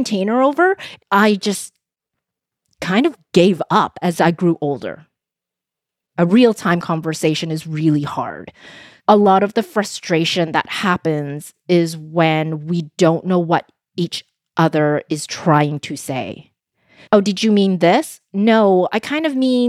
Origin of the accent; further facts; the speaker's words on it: Vancouver, British Columbia, Canada; first language Cantonese; was born in Vancouver, in Canada, to a mom from Hong Kong and my dad from China. When I was young, I was in Vancouver's Chinatown.